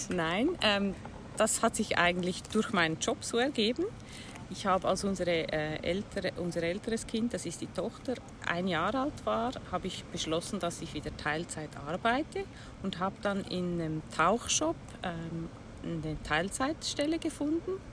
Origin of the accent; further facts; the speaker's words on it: Switzerland; Ich komme aus der Schweiz bin 58 Jahre alt